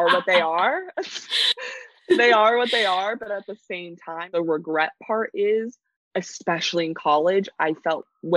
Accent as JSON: {"language": "English", "town": "New York City", "region": "New York", "country": "United States", "tie": "born or raised there", "said": "growing up in New York City"}